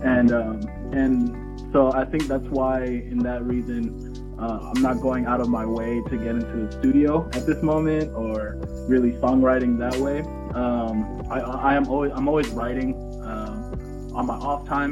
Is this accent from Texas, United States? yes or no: no; Vallejo, California, United States; now in San Francisco, United States; I'm from Vallejo, California. I live in San Francisco currently